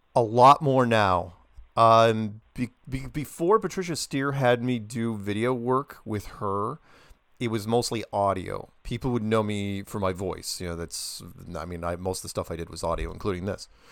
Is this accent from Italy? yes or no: no; United States; being an American